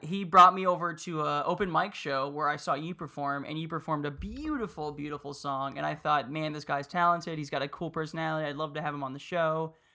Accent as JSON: {"language": "English", "town": "Miami", "region": "Florida", "country": "United States", "tie": "born or raised there", "said": "I grew up in Miami"}